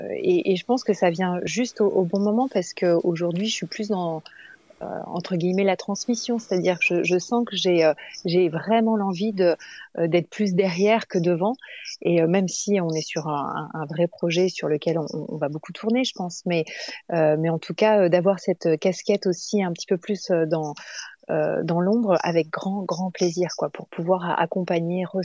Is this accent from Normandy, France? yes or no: no; Nice, Provence-Alpes-Côte d'Azur, France; now in Chambéry, France; je suis pas originaire de Paris. J'habite sur Paris euh, de temps en temps, mais maintenant j'habite sur Chambéry et au, départ j'étais niçoise.